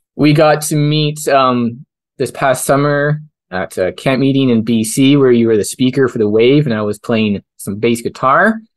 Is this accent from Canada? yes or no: yes; Canada; as a Canadian